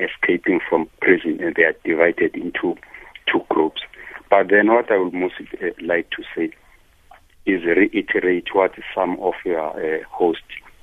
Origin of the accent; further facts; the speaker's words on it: Soweto, Gauteng, South Africa; also born or lived in Cape Town; I come from Soweto, from one of the roughest townships in Soweto